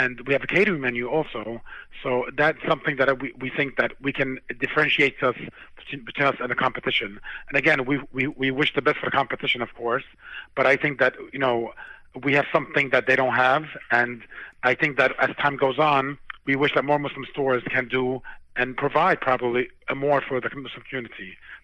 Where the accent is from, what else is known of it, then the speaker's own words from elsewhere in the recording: New York, United States; So we're from New York, and this is a line of business we've been in for many, many years.